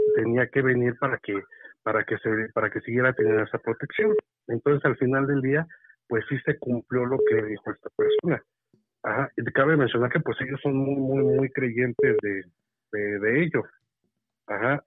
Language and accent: Spanish; Michoacán, Mexico; now in State of Mexico, Mexico; les hablo acá desde el Estado de México. Yo soy de allá de Michoacán.